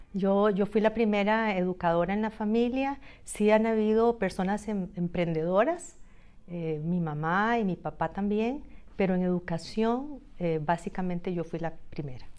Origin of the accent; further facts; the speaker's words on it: Montes de Oca, San José, Costa Rica; also born or lived in Guadalupe, Costa Rica; now in Moravia, Costa Rica; yo nací en San José y crecí mis primeros años hasta la adolescencia en, en Betania de Montes de Oca, la Paulina de Montes de Oca, y luego me trasladé a Guadalupe